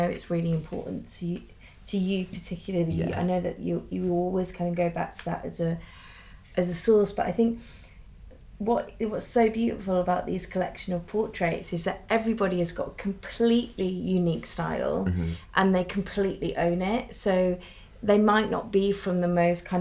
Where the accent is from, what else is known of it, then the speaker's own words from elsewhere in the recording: Manchester, North West England, United Kingdom; me in Manchester